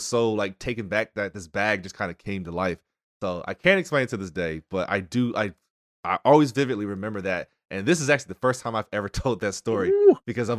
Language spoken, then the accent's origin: English; North Carolina, United States; Not sure how I escaped childhood obesity growing up in North Carolina, but I somehow did.